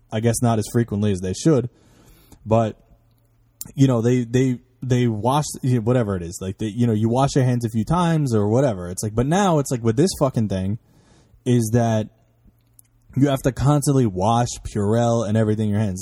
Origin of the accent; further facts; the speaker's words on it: New York, United States; I'm from New York, which is, like, the worst fucking place for there to be traffic